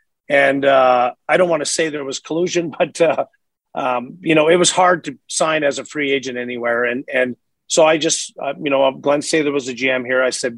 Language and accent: English; Montreal, Quebec, Canada; moved away; also born or lived in Edmonton; I'm from Eastern Canada, the Montreal area.